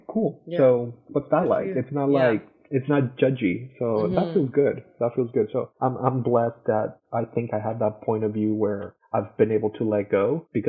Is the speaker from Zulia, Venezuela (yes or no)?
no; Caracas, Capital District, Venezuela; moved away as an adult; also born or lived in Florida; now in United States; we both, you know, were born and raised in Caracas, Venezuela